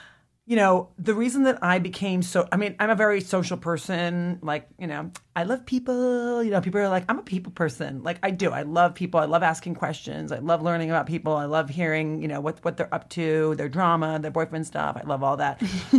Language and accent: English; Midwest, United States; And I'm from the Midwest and people are just genuinely nice.